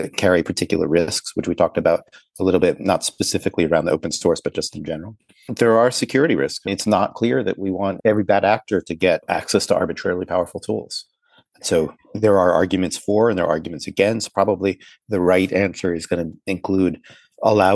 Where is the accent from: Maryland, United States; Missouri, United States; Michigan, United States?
Maryland, United States; Baltimore; I grew up in Baltimore, not far away from DC